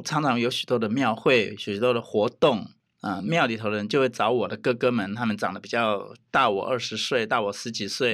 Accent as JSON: {"language": "Chinese", "region": "southern Taiwan", "country": "Taiwan", "said": "原来我是南部人"}